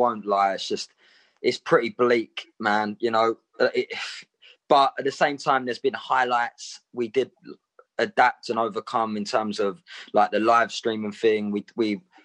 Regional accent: Southend-on-Sea, East of England, United Kingdom; I am from Southend

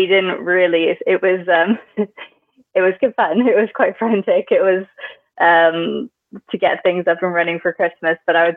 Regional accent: Canada; moved away as an adult; also born or lived in Toronto / London; now in Oxford, United Kingdom; We're both Canadian

